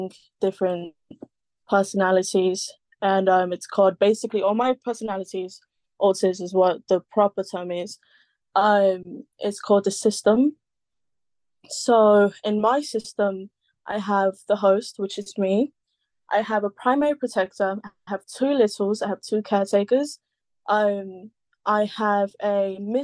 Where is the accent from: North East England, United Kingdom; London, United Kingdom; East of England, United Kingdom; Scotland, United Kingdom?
London, United Kingdom; I'm from London, as you guys can hear. I'm born and kind of raised